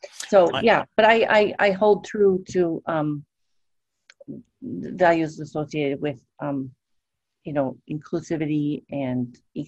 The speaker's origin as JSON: {"language": "English", "town": "Madison", "region": "Wisconsin", "country": "United States", "tie": "born or raised there", "also_born_or_lived": "New York", "said": "My parents are from New York, and I was born in New York and spent my potty training years there. And I moved to Madison, Wisconsin when I was 4."}